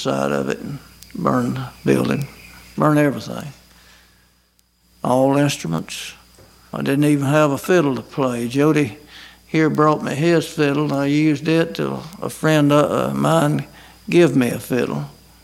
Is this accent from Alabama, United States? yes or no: yes; Scottsboro, Alabama, United States; also born or lived in Huntsville, Alabama; now in Ider, United States; in Jackson County, around Scottsboro and Dutton and section